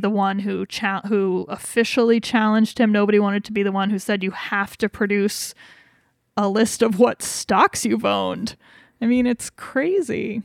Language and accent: English; Wyoming, United States; we're from Wyoming